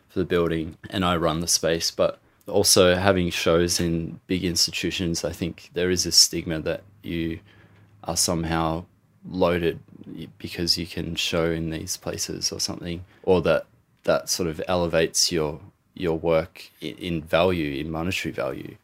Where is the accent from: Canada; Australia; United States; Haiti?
Australia; Gippsland, Victoria; I'm Aboriginal, I'm from Gippsland, Gunai and Monero